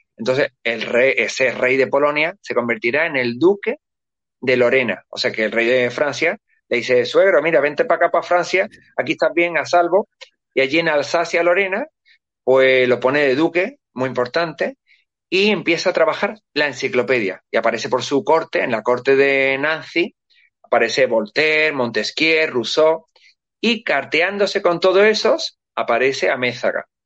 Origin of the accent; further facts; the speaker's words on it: Spain; nosotros somos transcontinentales, somos filipinos, somos de todos los países, de todos los continentes. Los españoles somos así